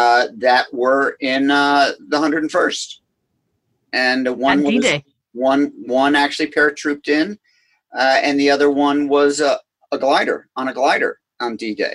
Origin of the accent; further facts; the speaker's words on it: Scotland, United Kingdom; So again, being Scottish, $100 no is really painful to me.